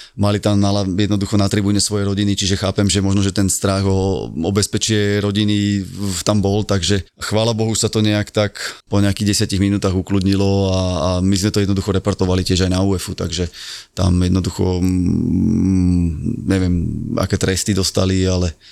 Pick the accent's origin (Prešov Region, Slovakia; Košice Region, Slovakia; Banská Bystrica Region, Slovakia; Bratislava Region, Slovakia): Bratislava Region, Slovakia; Bratislava; Ja som z Petržalky